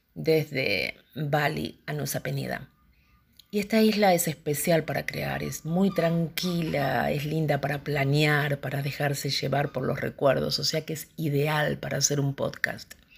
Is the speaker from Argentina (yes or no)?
yes; Argentina; moved away as an adult; now in Indonesia; argentina en este momento en Indonesia